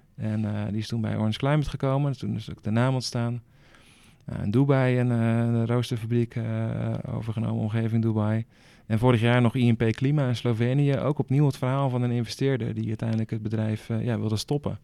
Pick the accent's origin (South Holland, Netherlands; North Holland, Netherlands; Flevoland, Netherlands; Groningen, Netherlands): South Holland, Netherlands; Rotterdam; ik kom uit Rotterdam